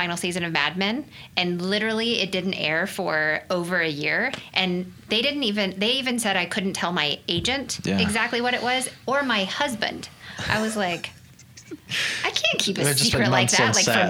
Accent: Yukon, Oklahoma, United States; moved away as an adult; also born or lived in Los Angeles; I was a Yukon Miller

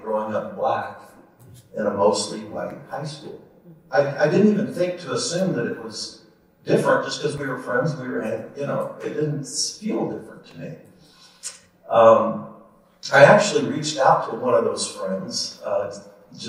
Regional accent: Kansas City, Missouri, United States; I grew up in the Northland. I went to Park Hill High School

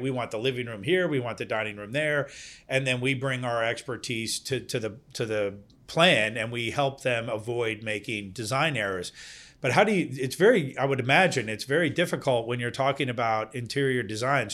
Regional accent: Denmark; now in Virginia, United States; I'm originally from Denmark.

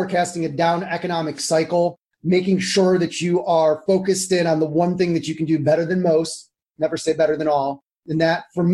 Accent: Cleveland, Ohio, United States; also born or lived in San Diego / Washington, D.C.; now in Jackson Township, United States; I grew up in Cleveland, but I left when I was 17

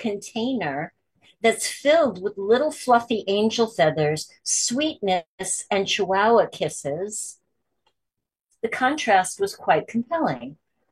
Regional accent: New York, United States; I'm from New York

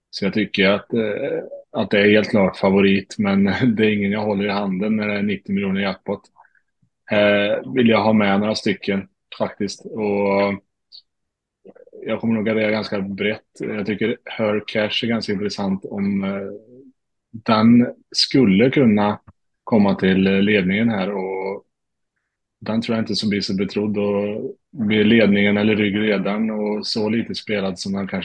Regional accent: Värmland, Sweden; moved away; Jag har varit hemma i Värmland

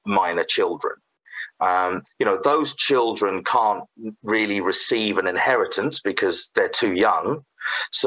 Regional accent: United Kingdom; moved away as an adult; also born or lived in Canada; now in Saskatoon, Canada; I was originally from the UK, so you probably tell from my accent, and previously had a legal practice there

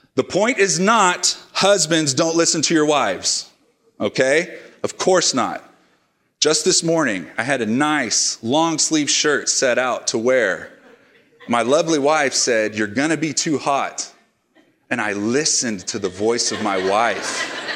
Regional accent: Oklahoma, United States; now in Oregon, United States; my home state of Oklahoma

